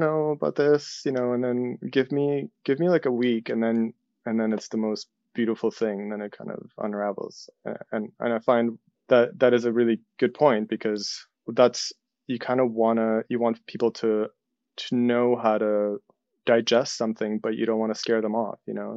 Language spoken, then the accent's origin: English; Ukraine; moved away; I'm from Soviet Ukraine